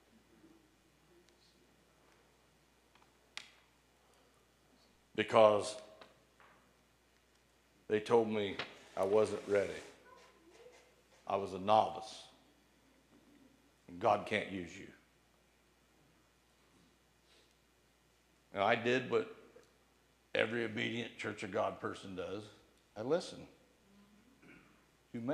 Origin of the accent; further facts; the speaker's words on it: Bladensburg, United States; I got to go back to my hometown.